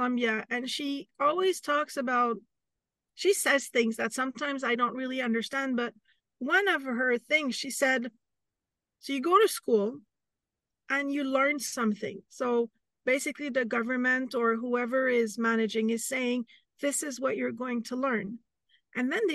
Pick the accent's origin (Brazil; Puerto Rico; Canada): Canada; I'm Canadian